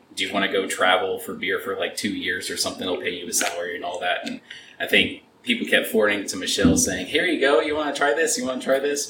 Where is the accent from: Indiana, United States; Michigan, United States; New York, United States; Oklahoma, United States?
Oklahoma, United States; Oklahoma City; now in Texas, United States; I'm originally from the Oklahoma City area